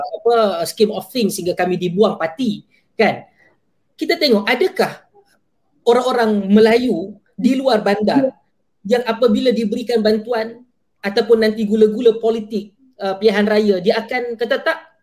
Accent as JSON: {"language": "Malay", "town": "Klang", "region": "Selangor", "country": "Malaysia", "tie": "born or raised there", "said": "Saya lahir membesar di Kelang, Selangor"}